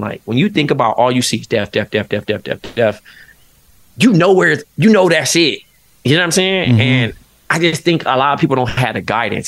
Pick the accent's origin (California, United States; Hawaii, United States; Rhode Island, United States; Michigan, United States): California, United States; Compton; moved away as an adult; now in Brooklyn, United States; growing up in Compton, which is such a like historic city you know, in the, in hip hop, and then going to live in Brooklyn